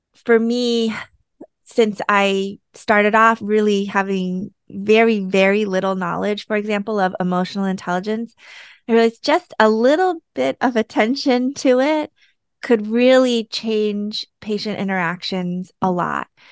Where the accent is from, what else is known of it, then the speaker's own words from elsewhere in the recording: United States; I'm Korean American